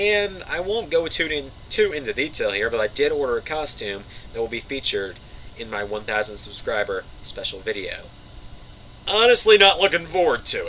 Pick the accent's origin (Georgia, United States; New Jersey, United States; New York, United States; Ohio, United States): Georgia, United States; my home state of Georgia.